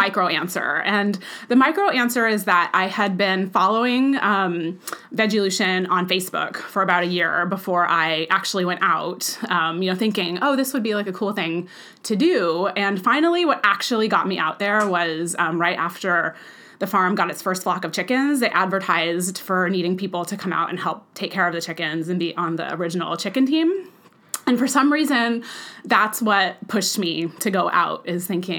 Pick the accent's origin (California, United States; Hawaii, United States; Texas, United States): California, United States; Bakersfield; moved away; I grew up in Bakersfield, and I lived there from the age of 4 through when I graduated from high school